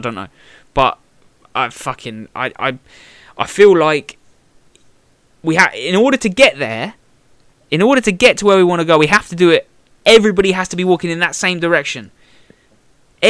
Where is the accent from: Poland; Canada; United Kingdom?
United Kingdom; Bedford, East of England